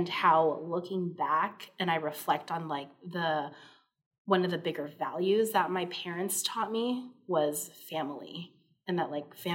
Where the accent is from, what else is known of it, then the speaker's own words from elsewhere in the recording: Hawaii, United States; moved away; growing up in Hawaii, and like when I came to the mainland